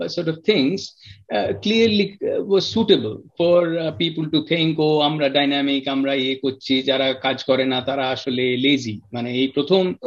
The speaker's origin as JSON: {"language": "Bangla", "town": "Kolkata", "region": "West Bengal", "country": "India", "tie": "born or raised there", "moved": "as an adult", "lives_now": "London, United Kingdom", "said": "কলকাতায় বড় হয়েছি কলকাতার ছেলে কোথাও বিদেশে থাকলেও"}